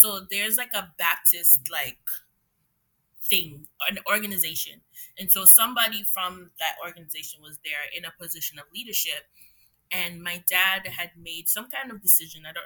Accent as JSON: {"language": "English", "country": "Jamaica", "tie": "born or raised there", "also_born_or_lived": "Trinidad", "said": "I was born in Trinidad and I grew up in Jamaica"}